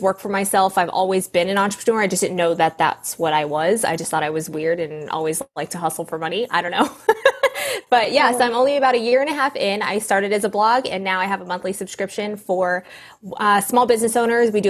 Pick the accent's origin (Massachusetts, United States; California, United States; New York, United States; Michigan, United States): California, United States; Southern; Southern California